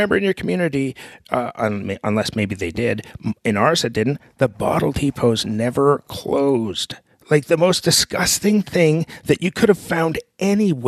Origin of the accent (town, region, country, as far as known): Canada; born or raised there